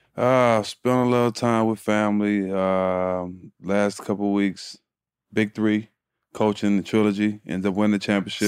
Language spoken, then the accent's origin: English; Port Arthur, Texas, United States; being from Port Arthur, Texas, nobody n, never n, heard about my city till … came about